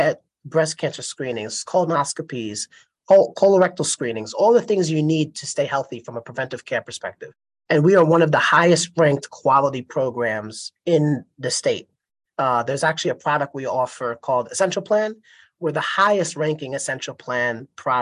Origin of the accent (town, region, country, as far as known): United States; born or raised there